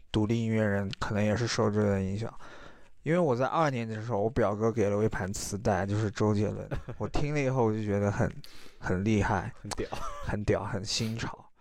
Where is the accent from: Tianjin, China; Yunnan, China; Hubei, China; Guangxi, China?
Yunnan, China; Guanshang; 因为我从小生活在关上这个地方，然后我觉得这个地方能代表我